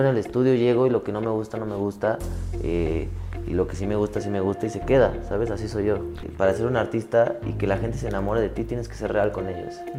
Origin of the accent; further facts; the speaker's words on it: Mexico City, Mexico; Yo soy de la Ciudad de México, yo nací en la Ciudad de México.